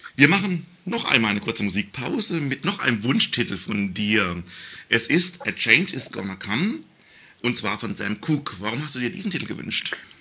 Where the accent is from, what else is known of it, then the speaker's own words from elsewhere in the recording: Baden-Württemberg, Germany; bei uns in Baden-Württemberg